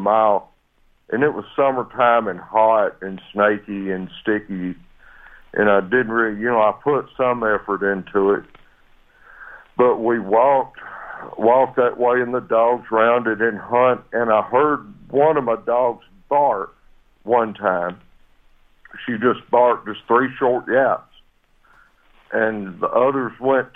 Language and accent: English; Sparta, Tennessee, United States; I've lived in Tennessee all my life